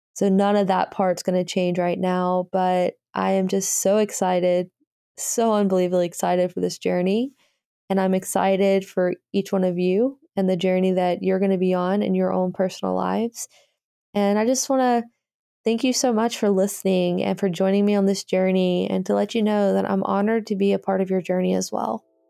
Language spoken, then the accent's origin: English; Birmingham, Alabama, United States; Birmingham, Alabama is where I'm from